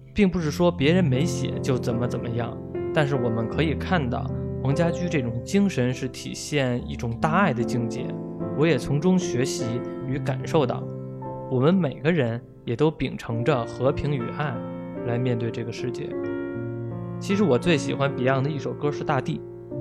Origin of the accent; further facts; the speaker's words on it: Beijing, China; 我是一名八五后的北京老男孩儿